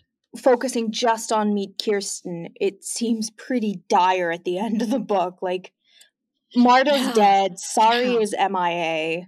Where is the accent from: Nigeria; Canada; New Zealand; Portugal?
Canada; I hold two passports. I'm German Canadian, so, like, Yeah, I spoke German in my house growing up. I speak German on the phone with my mother, and, like, we do German Christmas.